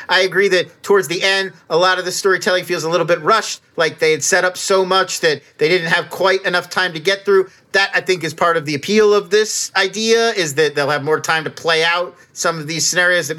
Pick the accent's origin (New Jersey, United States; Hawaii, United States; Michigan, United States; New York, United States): New Jersey, United States; I grew up in South Jersey.